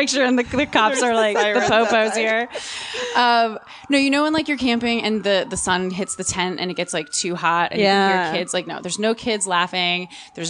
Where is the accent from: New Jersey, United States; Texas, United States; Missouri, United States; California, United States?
New Jersey, United States; I'm an Italian from Jersey